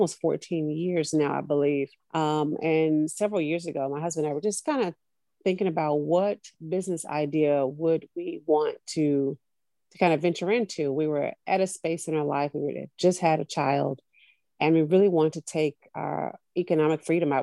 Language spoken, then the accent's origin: English; Tulsa, Oklahoma, United States; I grew up in Tulsa, Oklahoma, right near Black Wall Street.